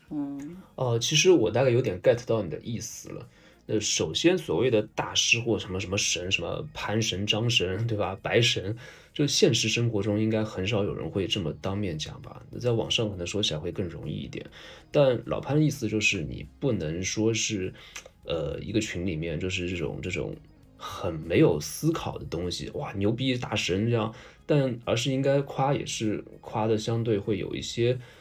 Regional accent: China; 我们中国人

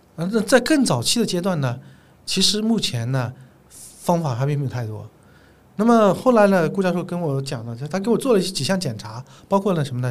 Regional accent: Zhejiang, China; 因为我是浙江人嘛

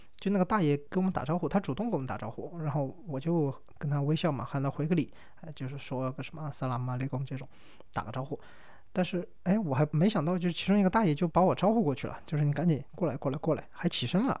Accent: China; 我是中国来的

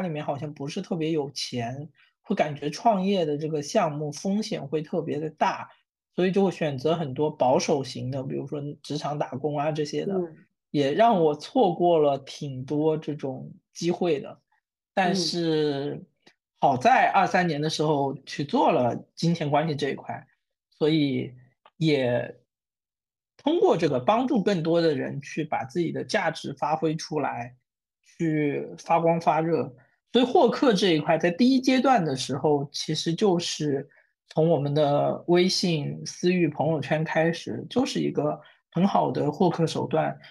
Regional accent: Wenzhou, Zhejiang, China; 我自己作为一个温州人

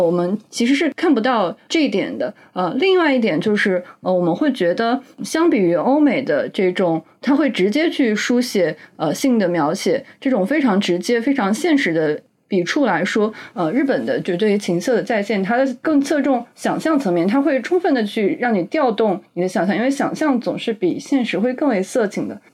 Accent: China; 我们中国人

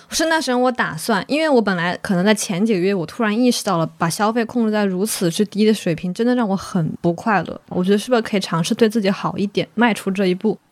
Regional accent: Wuhan, Hubei, China; 我作为一个武汉人，二零二零年被疫情封在武汉的时候

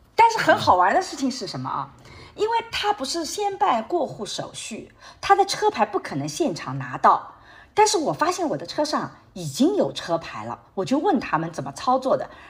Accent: Shanghai, China; moved away as an adult; now in United States; 我是来自上海的

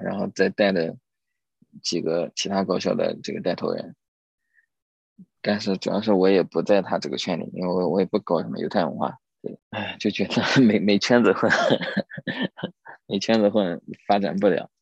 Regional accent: Suzhou, Jiangsu, China; 因为我也苏州人

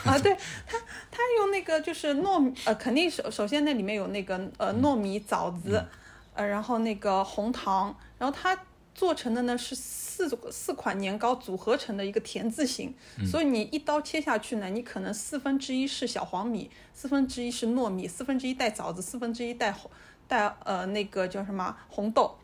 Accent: Shanghai, China; 我们上海人

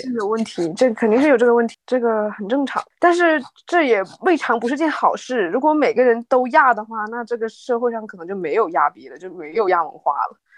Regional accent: Northeast China, China; now in Shanghai, China; 因为我是东北的嘛

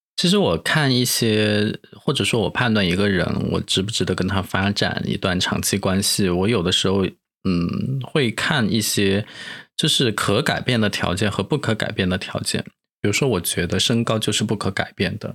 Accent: Chengdu, Sichuan, China; moved away; 我们是，都是来自成都的

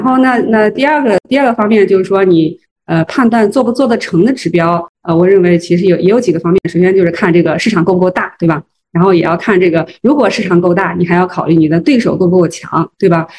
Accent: Zhengzhou, Henan, China; 我是郑州人

